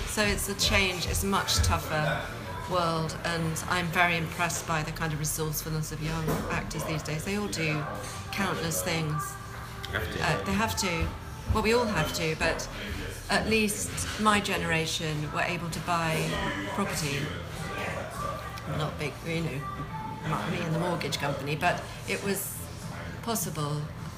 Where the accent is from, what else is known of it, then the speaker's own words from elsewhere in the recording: Scotland, United Kingdom; My first job was Pit Lockery, because I'm Scottish.